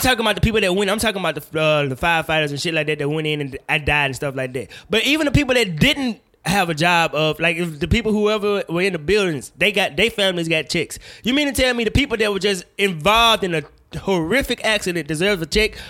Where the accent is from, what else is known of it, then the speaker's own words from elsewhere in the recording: Woodville, Mississippi, United States; I'm from Woodville, Mississippi